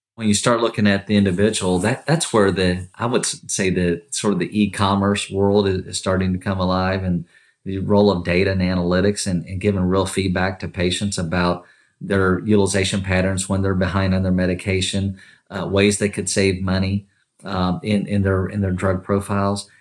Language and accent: English; Kentucky, United States; growing up in Kentucky, born and raised from Kentucky